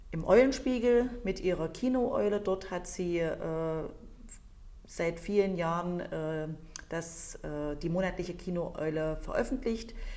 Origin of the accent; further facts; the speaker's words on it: East Germany, Germany; bin ich ja nun äh, in der DDR aufgewachsen als Kind